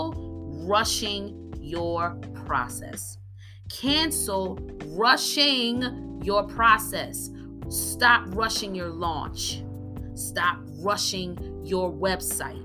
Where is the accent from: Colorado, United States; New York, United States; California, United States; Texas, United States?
New York, United States; moved away as an adult; also born or lived in New Jersey; now in Atlanta, United States; I'm from New York